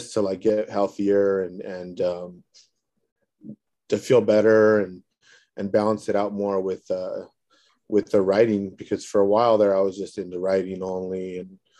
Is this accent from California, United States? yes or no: yes; Northern Orange County, Southern California, United States; also born or lived in Southeast Los Angeles County; I'm from Southern California, originally from Northern Orange County